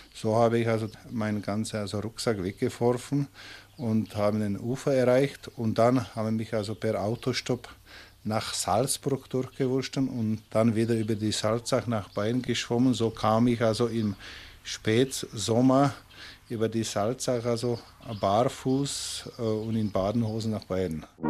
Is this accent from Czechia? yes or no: yes; Bohemia, Czechia; moved away as an adult; also born or lived in Munich; now in Germany; ich komme aus Böhmen